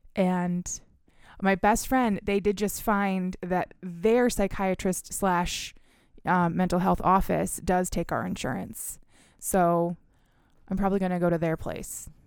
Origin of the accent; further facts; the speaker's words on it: Michigan, United States; also born or lived in Philadelphia; we are from Michigan